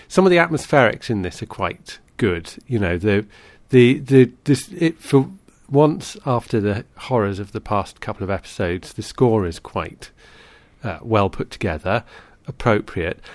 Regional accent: United Kingdom; as a Brit

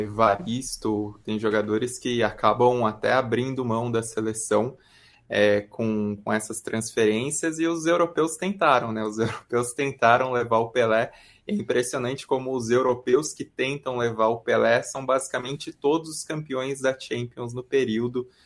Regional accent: Brazil; a gente como brasileiro se identifica

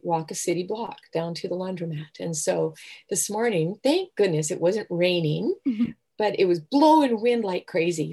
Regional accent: Southern Alberta, Canada; now in Vancouver, Canada; I grew up in Southern Alberta on the prairies

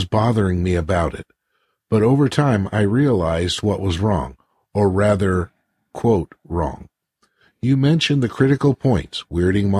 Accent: United States; accent: American; Pardon my American accent

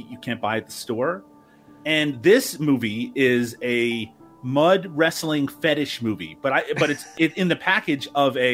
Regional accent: Canada; my home country of Canada

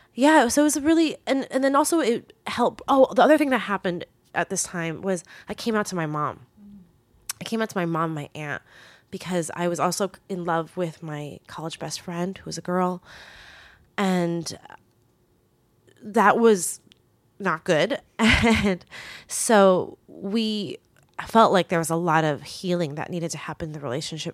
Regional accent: United States; English is a second language; moved away as an adult; also born or lived in Taiwan / Queens, New York; now in Asia; I went to back to the US and started preschool in the US. And that's how I learned English

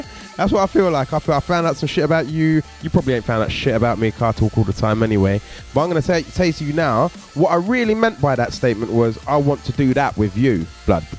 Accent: London, United Kingdom; growing up in Catford

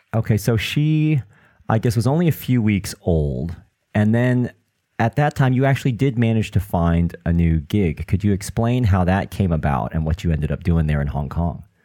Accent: United States; now in United Kingdom; I'm from the United States and I now live in the UK

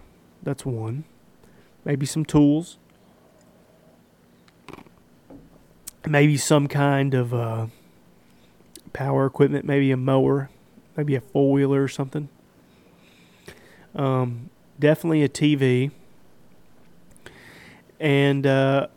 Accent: United States; I'm an American

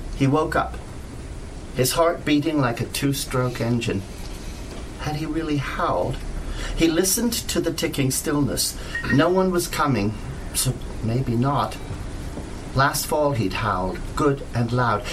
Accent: Canada; I'm a Canadian writer

